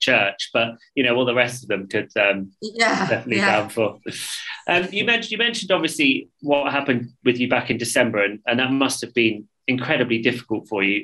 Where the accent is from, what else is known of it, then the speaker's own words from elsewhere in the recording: London, United Kingdom; being a Londoner. I walk everywhere